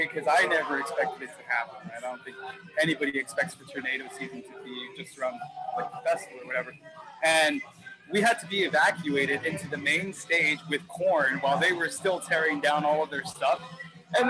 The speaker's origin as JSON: {"language": "English", "region": "Texas", "country": "United States", "said": "I'm from Texas and the band, we were all from Texas"}